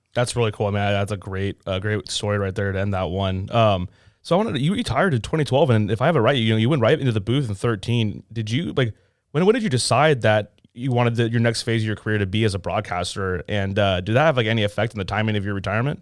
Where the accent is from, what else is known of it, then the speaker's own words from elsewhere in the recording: California, United States; I'm a Californian myself.